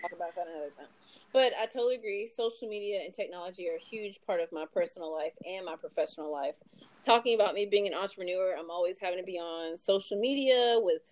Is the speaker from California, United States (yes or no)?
no; Louisville, Kentucky, United States; I was born in Louisville, Kentucky